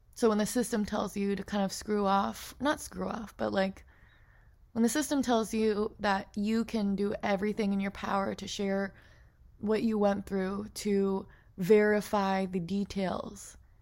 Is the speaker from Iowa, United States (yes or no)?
no; Portland, Oregon, United States; growing up in Portland, Oregon